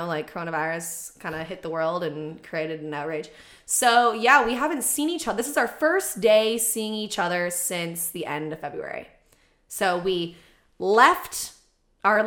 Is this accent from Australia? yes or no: no; Oshawa, Ontario, Canada; moved away as an adult; now in Toronto, Canada; I grew up in Oshawa, so east of Toronto, the Dirty Schwa.